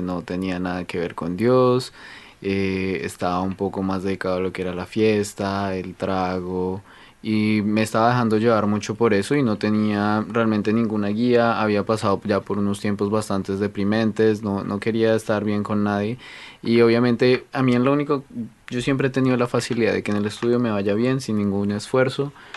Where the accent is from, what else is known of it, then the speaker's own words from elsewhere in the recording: Colombia; now in Canada; yo vengo de Colombia